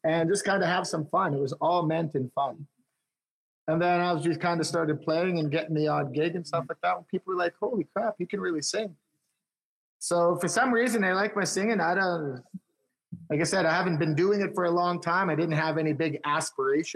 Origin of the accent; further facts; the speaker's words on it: Big River, Saskatchewan, Canada; moved away as an adult; now in Saskatoon, Canada; I'm originally from Big River, Saskatchewan, which is just a small little town